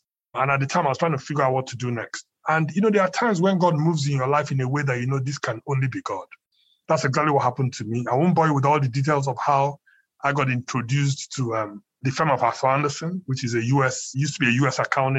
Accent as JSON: {"language": "English", "country": "Nigeria", "tie": "born or raised there", "said": "they basically lived in Nigeria, or we lived where we're Nigerians. I grew up in Nigeria"}